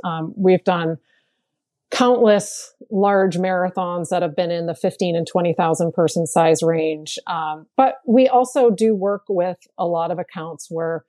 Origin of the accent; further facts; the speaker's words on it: Portland, Maine, United States; born there; now in Portland, United States; Ironically, I was born in Portland, Maine. I don't talk like a Mainer, but that is where I was born. But I currently live in Portland, Oregon.